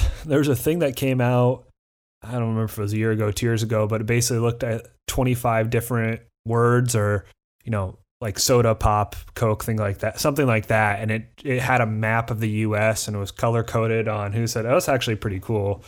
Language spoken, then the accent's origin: English; Midwest, United States; we're both from the Midwest, but we're not Southern enough to get the Southern accent